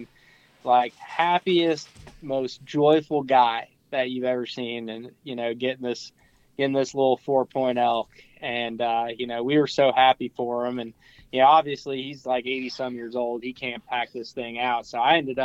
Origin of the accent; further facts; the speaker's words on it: Pennsylvania, United States; I'm from Pennsylvania